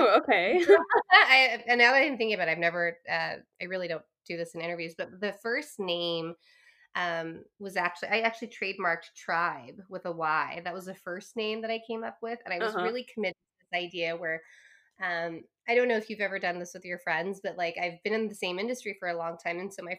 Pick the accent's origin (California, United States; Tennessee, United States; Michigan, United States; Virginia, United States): California, United States; Claremont; I grew up in Southern California. So I'm Chinese American.